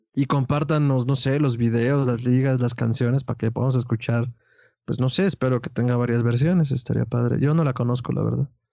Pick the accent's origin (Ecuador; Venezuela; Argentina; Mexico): Mexico; niño mexicano promedio que creció en una casa promedio mexicana